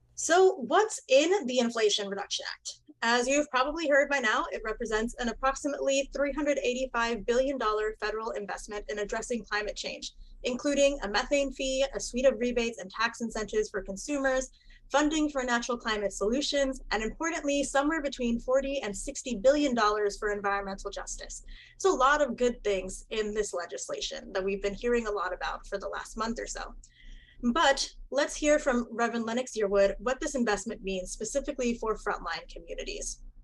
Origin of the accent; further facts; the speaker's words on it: Puerto Rico; now in Miami, United States; I am originally from Puerto Rico